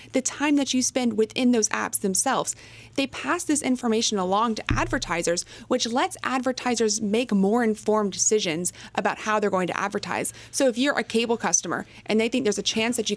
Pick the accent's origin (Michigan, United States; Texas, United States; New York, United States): Texas, United States; I'm from Texas